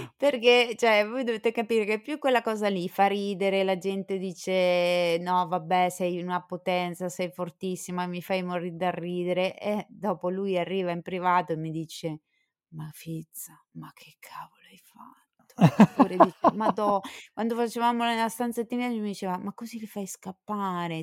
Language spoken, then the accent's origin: Italian; Southern Italy, Italy; siamo terroni tutte e due d'origine, insomma, nell'anima.